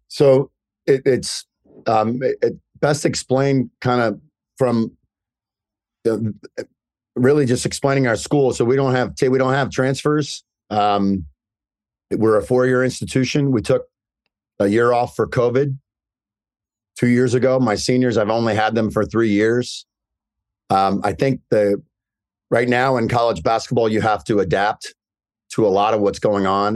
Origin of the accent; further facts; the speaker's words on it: Indiana, United States; now in New Jersey, United States; I'm from Indiana